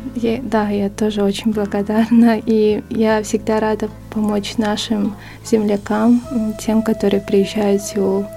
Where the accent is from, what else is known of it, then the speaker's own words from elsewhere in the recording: Yakutsk, Sakha Republic, Russia; moved away as an adult; now in Seoul, South Korea; Я родом из Якутска. А в Корее я живу ну, уже три года.